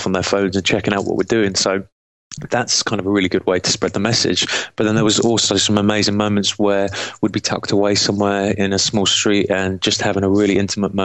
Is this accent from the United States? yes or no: no; England, United Kingdom; I'm from England